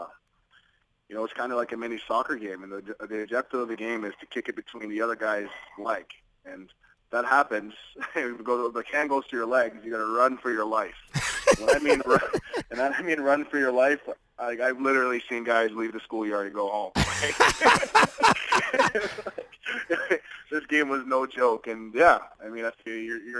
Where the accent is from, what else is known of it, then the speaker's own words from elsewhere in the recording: Toronto, Ontario, Canada; I grew up in Scarborough.